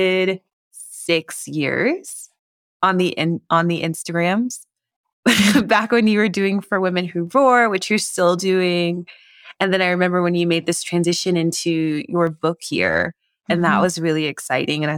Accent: Tennessee, United States; Tennessee girl here

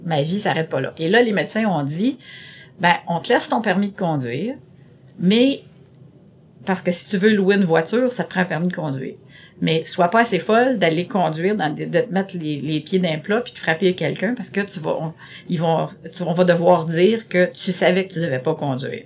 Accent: Terrebonne, Quebec, Canada; first language French; also born or lived in Montreal; je dis jamais que je suis venue de Montréal, que je viens de Montréal, mais je viens plutôt de Terrebonne parce que j'ai commencé euh, à la toute petite école, euh, au, primaire à Terrebonne

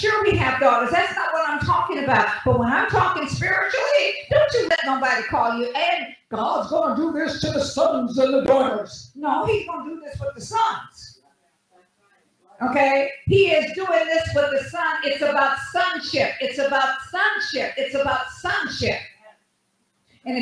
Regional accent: United States; I didn't come from Africa. I'm an American

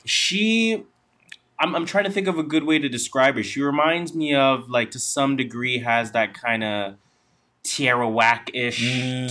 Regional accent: Canada; we are Canadian

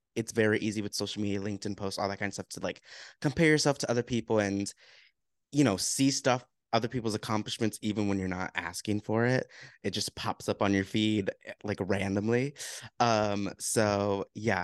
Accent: United States; growing up in America as a Black male.

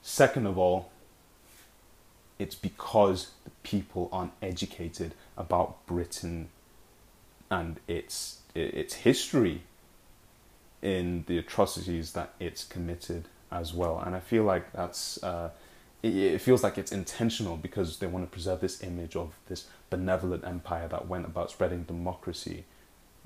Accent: Nigeria; now in United Kingdom; I'm Nigerian, a very proud Nigerian

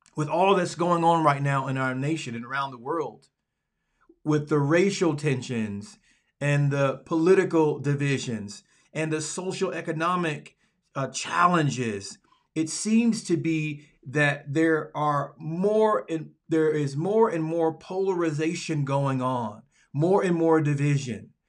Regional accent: Alabama, United States; moved away as an adult; also born or lived in Dallas, Texas; I am from Alabama, the Deep South, the Dirty South

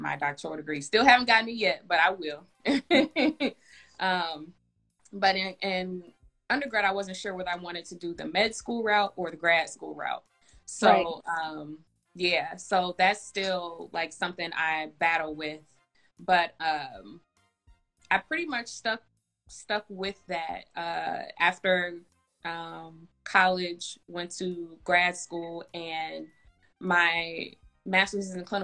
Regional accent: Indianapolis, Indiana, United States; moved away as an adult; also born or lived in Atlanta; now in Chicago, United States; I'm originally from Indianapolis, but I live in Chicago

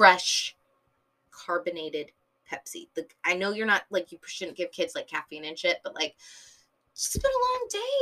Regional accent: San Diego, California, United States; I'm from SoCal, and I don't say SoCal. I just say San Diego

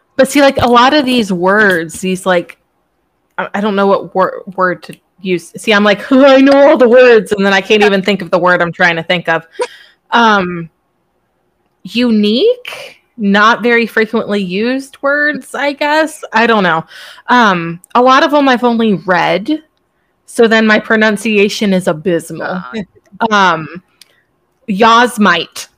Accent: Virginia, United States; moved away; also born or lived in Florida; I was raised in Virginia

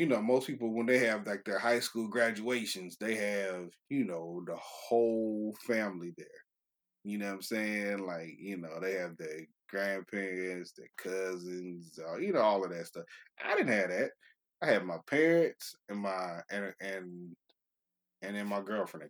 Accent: California, United States; moved away; also born or lived in Chattanooga, Tennessee; I'm from California originally

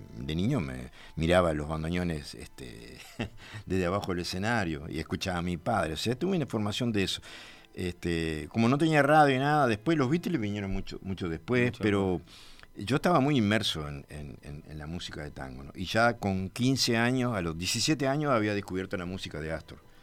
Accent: 25 de Mayo, Florida, Uruguay; cuando con 15 años nos mudamos de mi pueblo natal de 25 de mayo para Florida

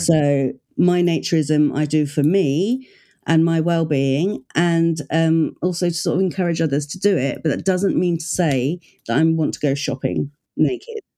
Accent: United Kingdom; I'm the British version

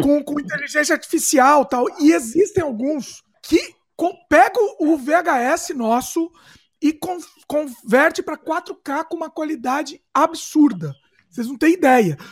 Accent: Brazil; now in Canada; Eu nasci no Brasil, fui criado no Brasil

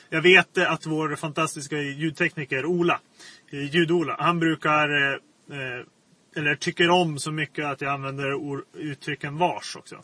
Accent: Kusmark, Västerbotten County, Sweden; moved away; jag kommer ursprungligen från Kusmark, den här byn

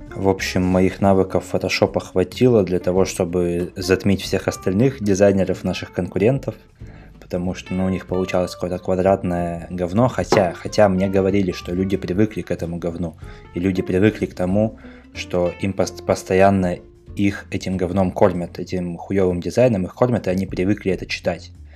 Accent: Russia; now in Novosibirsk, Russia; был мой поселок, где я родился и вырос

